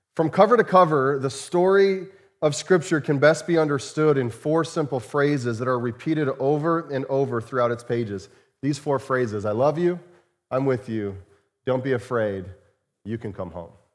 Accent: Chandler, Arizona, United States; moved away; Many of you know that I grew up in Arizona. And, uh, grew up in the Phoenix area, uh, in a, in a suburb of Phoenix called Chandler.

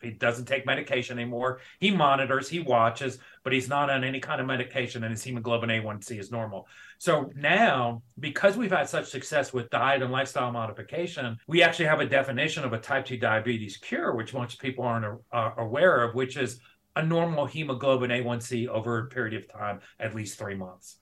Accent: New York City, New York, United States; moved away as an adult; also born or lived in Georgia / North Carolina; now in Montana, United States; I am originally from South Bronx, New York. So I'm an original native New Yorker, kind of grew up on the East Coast.

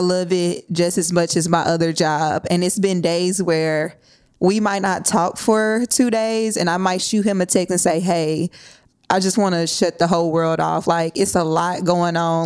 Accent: Nashville, Tennessee, United States; I'm born and raised in Nashville

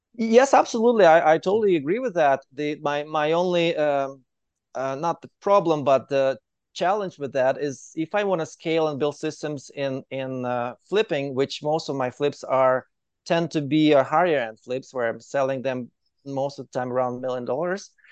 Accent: Ukraine; moved away as an adult; now in Calgary, Canada; I'm from Ukraine. I moved to Canada directly to Calgary in 2015.

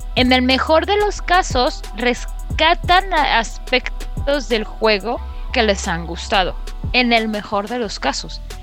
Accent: Mexico City, Mexico; los de la Ciudad de México ya estamos acostumbrados

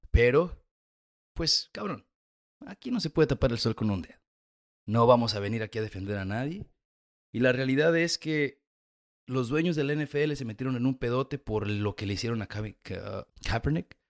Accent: Mexico; moved away; also born or lived in United States / Chile; yo, venía de los Estados Unidos, aunque soy mexicano

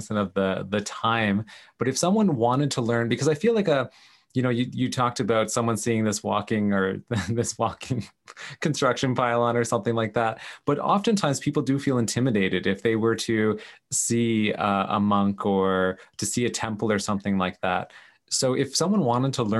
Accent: Canada; I'm this Canadian guy

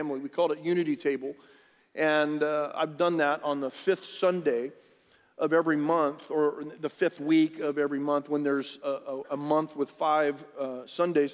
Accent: Rio Grande Valley, Texas, United States; When I was growing up in the Rio Grande Valley, we were by the beach

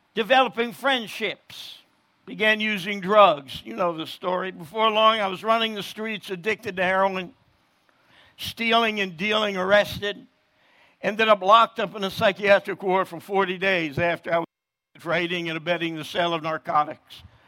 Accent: New Jersey, United States; I'm born and raised in New Jersey

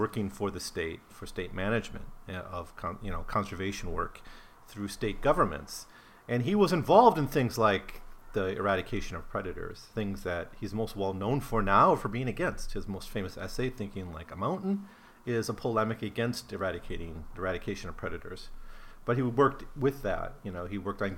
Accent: Wisconsin, United States; I grew up in Wisconsin

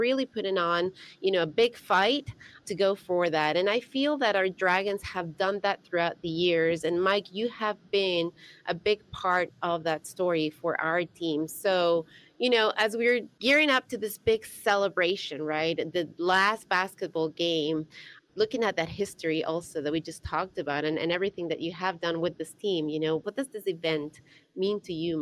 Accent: Ecuador; now in United States; my home country, Ecuador

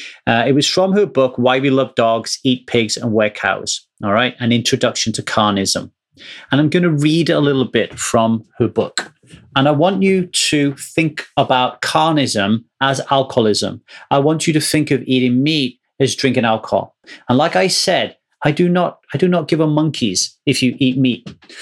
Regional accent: Ogmore Vale, Wales, United Kingdom; So when I grew up in Ogmore Vale, you had to be 18 to drink.

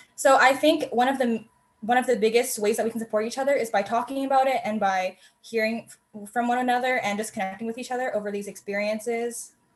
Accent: Canada; they grew up in Canada, and so did

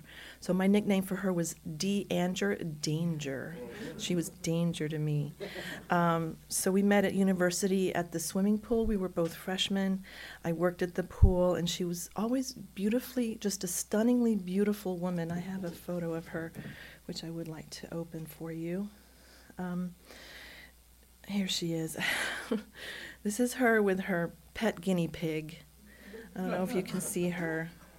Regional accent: Corpus Christi, Texas, United States; my hometown of Corpus Christi, Texas.

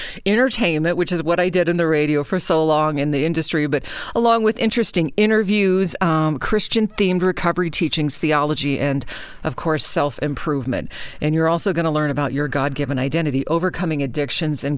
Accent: Anchorage, Alaska, United States; now in Reno, United States; I grew up in Alaska, and so in Anchorage, actually

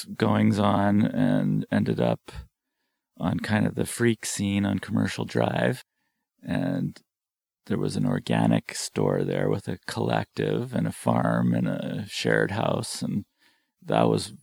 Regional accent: Vancouver, British Columbia, Canada; also born or lived in Santa Cruz, California / Kootenays, British Columbia; now in Pender Island, Canada; I grew up in Vancouver, in Kitsilano mostly, but not exclusively

